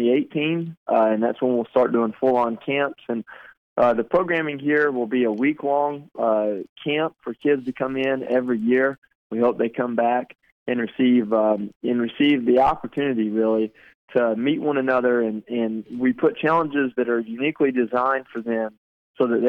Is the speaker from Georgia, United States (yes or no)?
yes; Georgia, United States; moved away as an adult; now that I'm back in Georgia